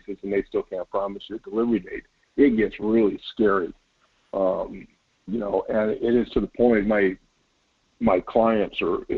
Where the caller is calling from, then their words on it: Wasilla, Alaska, United States; calling you from the fish hook.